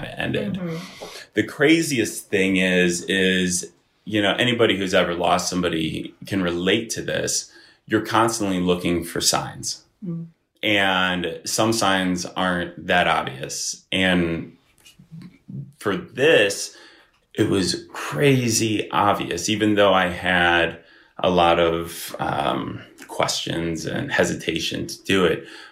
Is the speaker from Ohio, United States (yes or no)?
yes; Bath area, Ohio, United States; also born or lived in Chicago; I grew up in, the Bath area